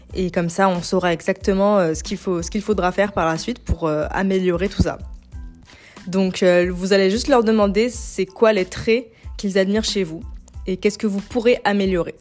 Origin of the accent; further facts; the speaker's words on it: Algeria; moved away as an adult; now in France; je suis algérienne, je suis arrivée en France il y a 8 ans